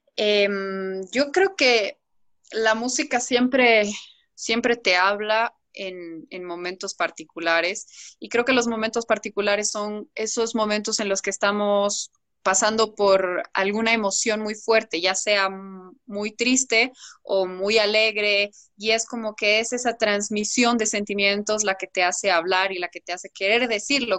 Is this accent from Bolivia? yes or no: yes; Bolivia; como yo soy boliviana y tengo la raíz también boliviana